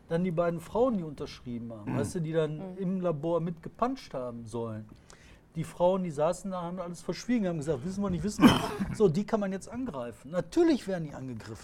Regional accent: Bottrop, North Rhine-Westphalia, Germany; ich komme aus Fuhlenbrock

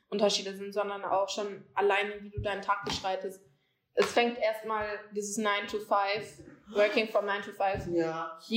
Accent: Germany; wie bei uns in Deutschland

